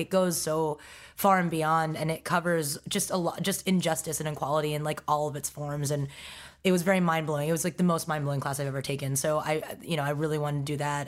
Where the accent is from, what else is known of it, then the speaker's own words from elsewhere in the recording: New York City, New York, United States; also born or lived in Stony Brook, Long Island, New York; I was raised in Forest Hills, Queens